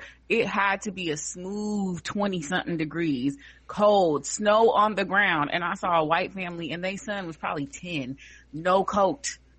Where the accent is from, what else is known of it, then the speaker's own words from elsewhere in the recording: California, United States; I'm proud of my home state.